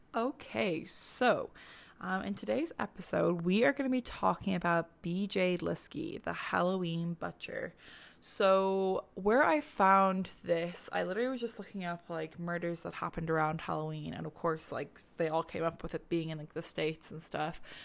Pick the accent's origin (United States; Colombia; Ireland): Ireland; now in Canada; we're Irish, um, being in Canada